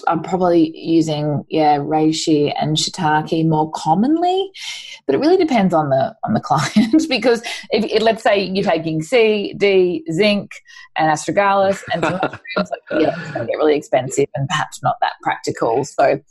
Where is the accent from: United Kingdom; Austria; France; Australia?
Australia; Queensland; moved away; I grew up in Queensland